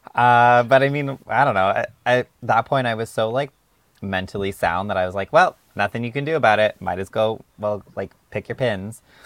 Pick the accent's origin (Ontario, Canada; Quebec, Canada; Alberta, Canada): Alberta, Canada; I'm not from Central, but I am from Alberta.